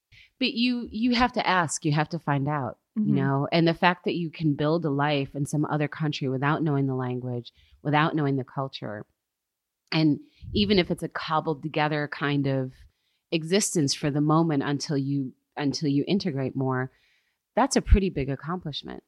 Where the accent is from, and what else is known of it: United States; moved away as an adult